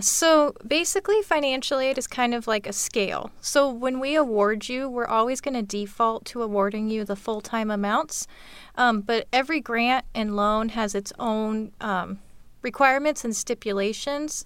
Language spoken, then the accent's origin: English; Auburn, Washington, United States; I'm actually from Auburn. Uh, grew up, moved here when I was five. Uh, grew up in the Auburn School District